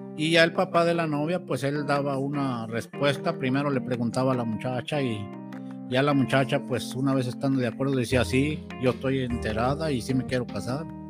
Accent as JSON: {"language": "Spanish", "country": "Mexico", "said": "como mexicanos"}